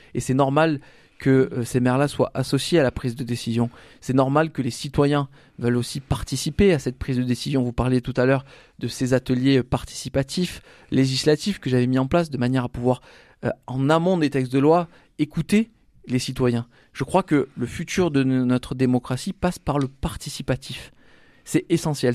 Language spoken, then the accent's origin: French; Salon-de-Provence, Provence-Alpes-Côte d'Azur, France; je suis de Salon de Provence